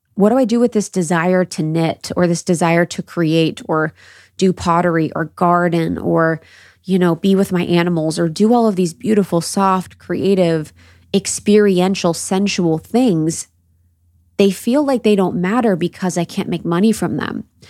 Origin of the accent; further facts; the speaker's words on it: Midwest, United States; growing up in the Midwest